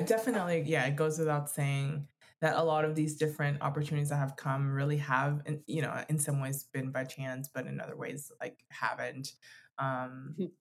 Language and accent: English; Florida, United States; now in Denver, United States; we're from from Florida